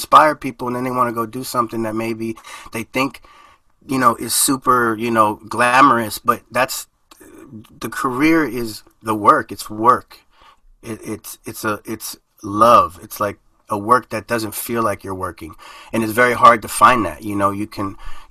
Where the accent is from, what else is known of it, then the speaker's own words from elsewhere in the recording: United States; first language Spanish; English is a second language; I'm first generation born in the United States. So I lived kind of two lives, you know, in the house it was Nicaragua, outside the house it was America.